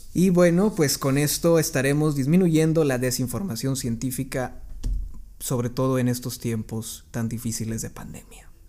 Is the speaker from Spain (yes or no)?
no; Mexico; la sociedad mexicana. ¿Por qué? Somos una cultura que cree más en la religión